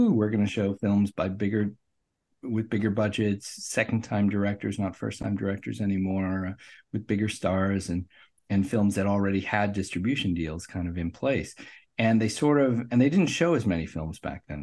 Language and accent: English; Omaha, Nebraska, United States; moved away as an adult; also born or lived in Saint Louis / Washington, D.C.; I grew up in Omaha, Nebraska